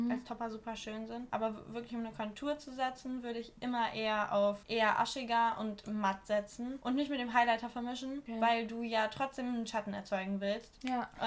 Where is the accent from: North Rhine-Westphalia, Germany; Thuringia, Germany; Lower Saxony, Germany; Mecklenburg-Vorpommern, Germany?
Lower Saxony, Germany; Wolfenbüttel; Ich komme nämlich aus Wolfenbüttel und auch dort kommt der Jägermeister her.